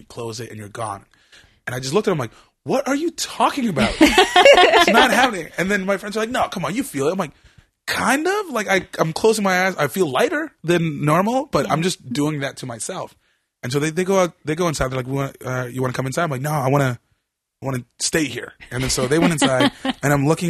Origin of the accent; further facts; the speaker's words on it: Aldergrove, British Columbia, Canada; I grew up in Aldergrove, which is actually on the map.